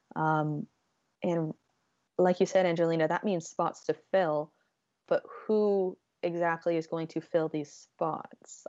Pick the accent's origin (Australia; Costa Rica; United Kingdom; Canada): Canada; I'm Canadian.